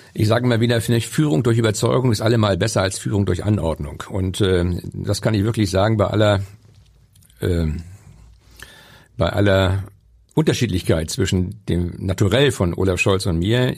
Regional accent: Schleswig-Holstein, Germany; als Schleswig-Holsteiner

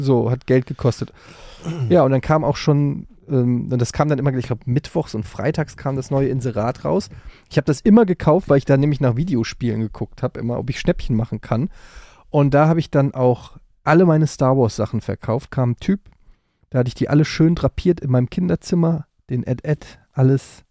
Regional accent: Frankfurt am Main, Hesse, Germany; in Frankfurt gab, wo ich groß geworden bin

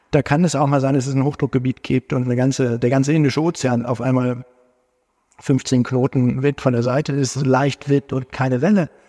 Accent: Hamburg, Germany; Nee, das freut uns natürlich ganz besonders. Als Hamburger.

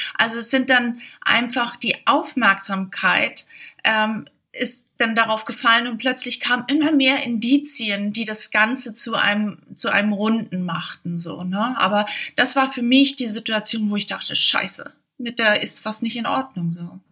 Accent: Schleswig-Holstein, Germany; ich komme aus Schleswig-Holstein

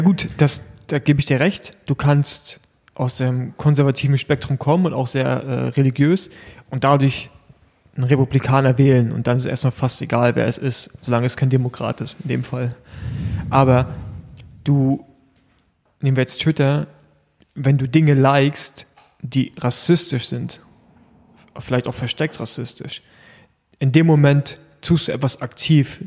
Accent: Germany; bei uns in Deutschland

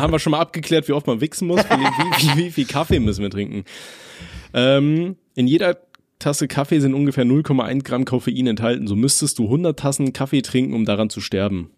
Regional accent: Aachen, North Rhine-Westphalia, Germany; ich komme ja aus Aachen und bei uns in Aachen ist es so

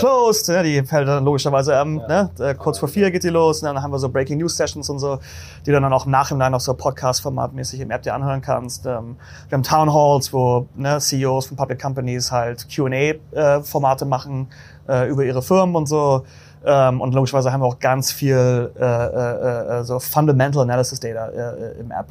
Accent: Hamburg, Germany; now in New York, United States; bin Deutscher ursprünglich, ne? aus Hamburg

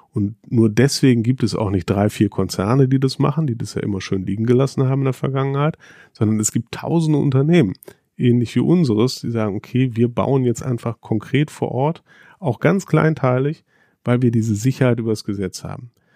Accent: North Rhine-Westphalia, Germany; ich bin am Niederrhein aufgewachsen

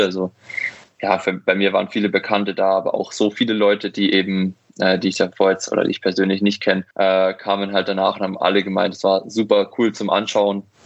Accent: near Munich, Bavaria, Germany; bin ja aufgewachsen in der Nähe von München

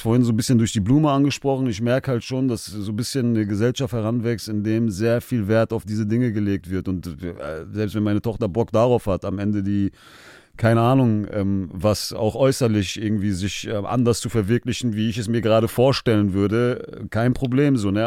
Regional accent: Germany; Ich bin hier in Deutschland geboren

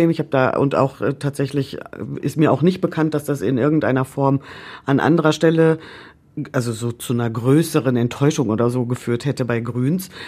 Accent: North Rhine-Westphalia, Germany; ich komme aus Ostwestfalen, da ist man dafür bekannt, besonders sparsam zu sein.

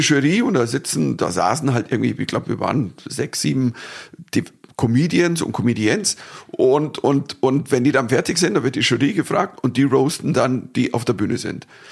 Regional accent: Germany; als Deutscher

